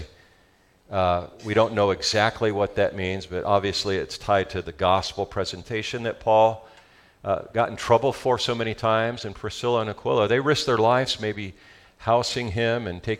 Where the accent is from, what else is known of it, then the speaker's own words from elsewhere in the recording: Southern California, United States; accent: Southern California; That's my Southern California accent